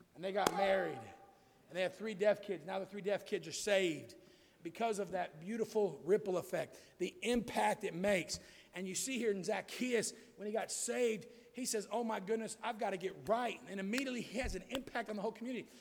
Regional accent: United States; I was born in America where freedom allowed me to hear the gospel freely

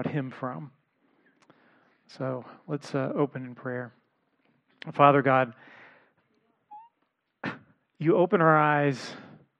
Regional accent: Los Angeles, California, United States; I grew up in the Los Angeles area

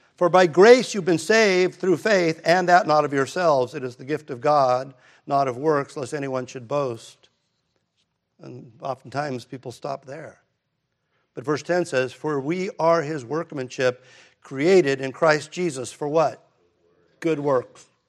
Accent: United States; I'm an American.

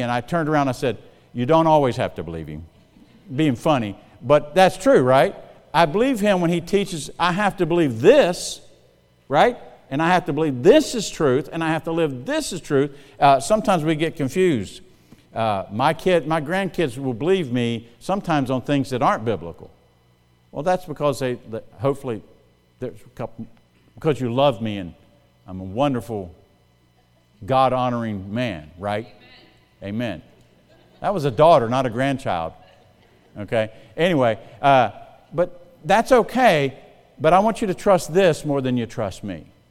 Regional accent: South Carolina, United States; moved away as an adult; also born or lived in Missouri; now in Indiana, United States; I'm from South Carolina

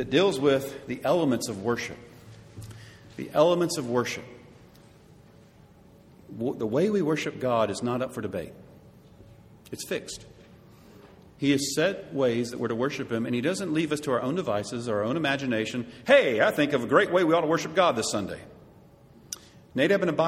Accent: United States; us Americans

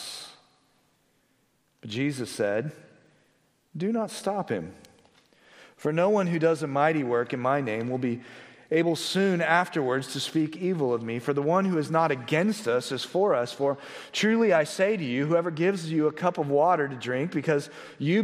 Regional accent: Blue Springs, Missouri, United States; now in Johnson County, Kansas, United States; I was driving out to my hometown of Blue Springs, which is on the Missouri side, and I remember growing up

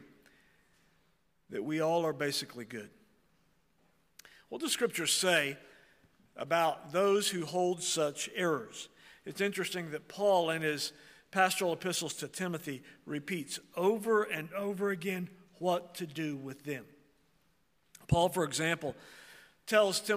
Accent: Oklahoma, United States; I'm from Oklahoma and I'm part Indian

